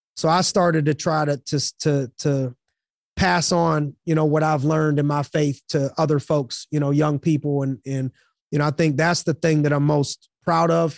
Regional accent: Youngstown, Ohio, United States; I'm from Youngstown, Ohio.

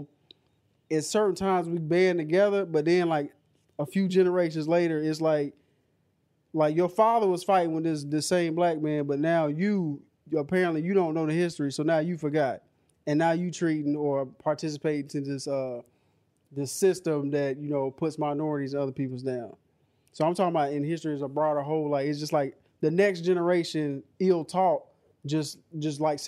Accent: United States; I'm American. I consider myself an American

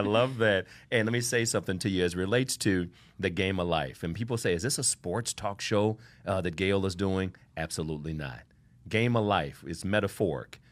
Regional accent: Ohio, United States; now in Miami, United States; I didn't talk like this when I, I'm from Ohio

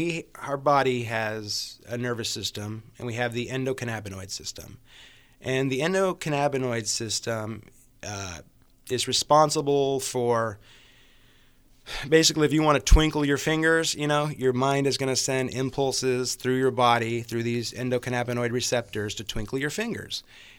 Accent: Napa, California, United States; I mean, I grew up in Napa. We were afraid of Vallejo.

